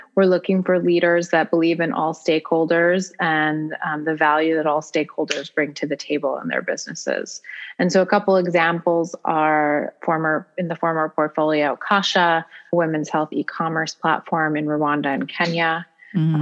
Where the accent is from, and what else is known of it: United States